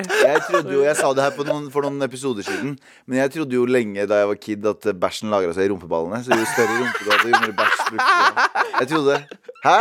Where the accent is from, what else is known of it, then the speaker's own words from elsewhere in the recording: Mysen, Østfold, Norway; moved away; also born or lived in Trondheim; mesteparten av ungdomstiden min husker jeg fra Mysen